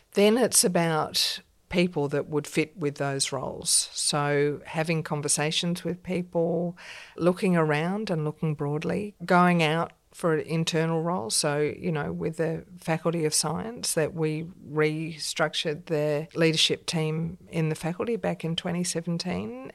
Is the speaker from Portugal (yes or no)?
no; Australia; also born or lived in London, United Kingdom; being an Australian in England